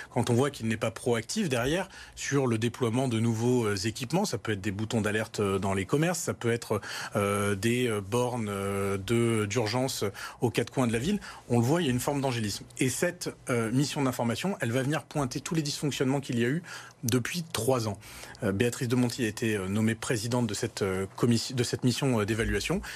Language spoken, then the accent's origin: French; Lyon, Auvergne-Rhône-Alpes, France; avec Pascal Blache, euh, on est lyonnais, on a cet amour de Lyon